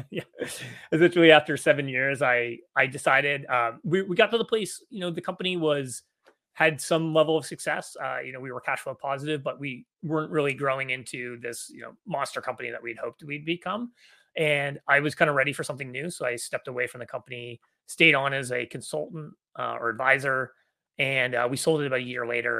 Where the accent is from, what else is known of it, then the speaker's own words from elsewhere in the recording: Canada; moved away as an adult; also born or lived in Victoria, Canada; now in San Francisco Bay Area, United States; I grew up in Canada, uh, but I've been living in the United States now in the San Francisco Bay Area for about thirteen years